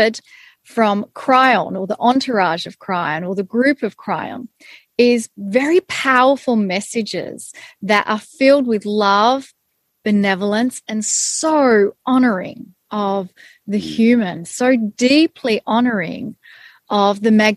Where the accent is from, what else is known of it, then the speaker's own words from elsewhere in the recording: Australia; I was born in Australia. I had Hungarian parents who immigrated to Australia. So I was born up in a Hungarian culture, but then got immersed into being Australian.